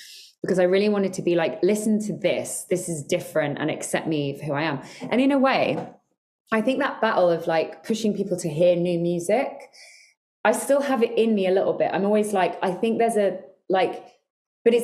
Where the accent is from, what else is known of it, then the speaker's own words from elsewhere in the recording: Ireland; I'm Irish